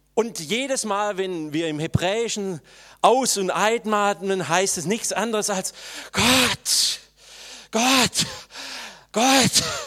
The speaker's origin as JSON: {"language": "German", "region": "Swabia", "country": "Germany", "said": "jetzt muss ich das als Schwabe sagen"}